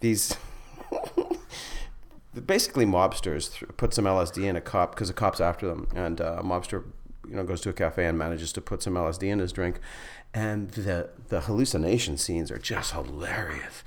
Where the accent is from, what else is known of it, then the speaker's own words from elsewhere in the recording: Flin Flon, Manitoba, Canada; moved away; also born or lived in Winnipeg; I'm from Flin Flon